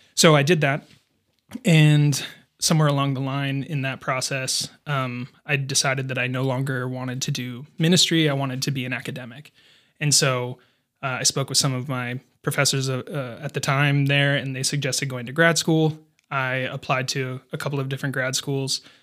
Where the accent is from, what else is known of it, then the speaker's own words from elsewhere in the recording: Fergus Falls, Minnesota, United States; moved away as an adult; also born or lived in Denver; I grew up in Fergus Falls